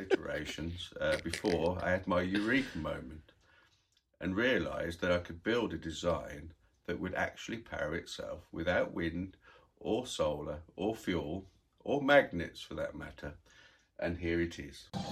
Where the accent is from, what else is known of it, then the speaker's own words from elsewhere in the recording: United Kingdom; now in United States; I'm a British inventor that lives in the U S